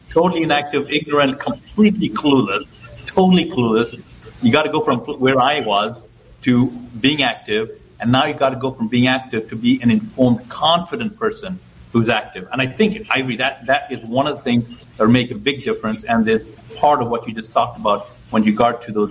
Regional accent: Ethiopia; born there; moved away; also born or lived in Zambia / Zimbabwe; I was born in Ethiopia. That country was okay, not great, but it was okay.

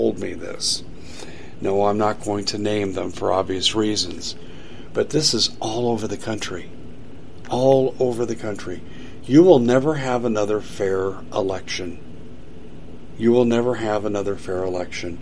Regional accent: Colorado, United States; also born or lived in Maricopa County, Arizona; now in Arizona, United States; when I was growing up in Colorado

